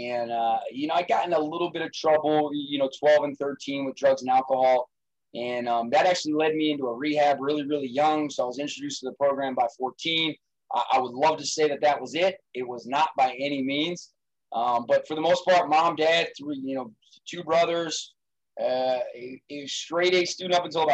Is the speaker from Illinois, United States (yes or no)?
no; Allentown, Pennsylvania, United States; also born or lived in Johnstown, Pennsylvania; I grew up in South Allentown in a relatively normal family